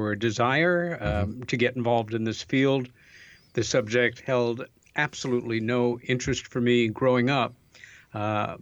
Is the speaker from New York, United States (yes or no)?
yes; Long Island, New York, United States; our folks moved us out to Long Island and a very pretty little village out there